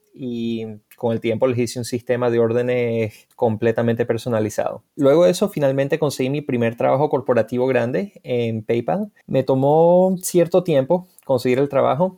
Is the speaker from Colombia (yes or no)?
no; Mérida, Venezuela; moved away as an adult; also born or lived in Florida, United States; now in United States; Mérida, Venezuela, por supuesto, que casualmente es donde yo nací. bueno, perdón, perdón, no nací, pero allí me crié